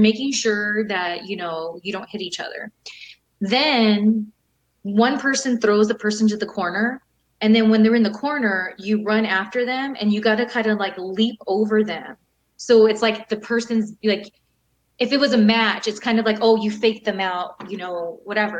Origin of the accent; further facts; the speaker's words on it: California, United States; I grew up in California, still here